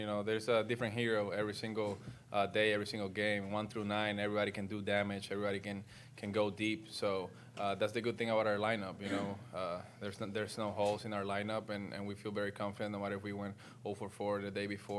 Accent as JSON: {"language": "English", "country": "Puerto Rico", "tie": "born or raised there", "moved": "yes", "said": "I got a plane going to Puerto Rico on Sunday, full of supplies, water, food, in order for me to help my hometown over there."}